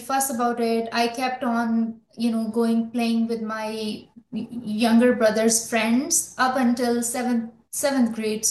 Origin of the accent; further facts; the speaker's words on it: Lahore, Punjab, Pakistan; moved away as an adult; also born or lived in Algeria; now in United States; I was born in Lahore. Then my family moved to, Algeria. So I spent my childhood abroad